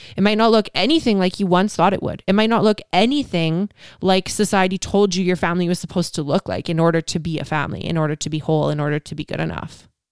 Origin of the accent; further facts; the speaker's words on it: Canada; I'm Canadian